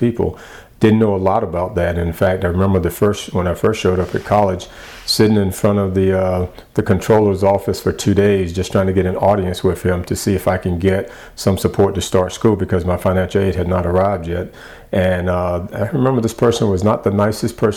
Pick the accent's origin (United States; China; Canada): United States; the South; growing up in the South